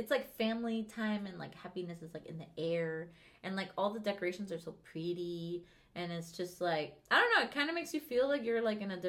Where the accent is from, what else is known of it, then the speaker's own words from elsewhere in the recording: Venezuela; because I'm from Venezuela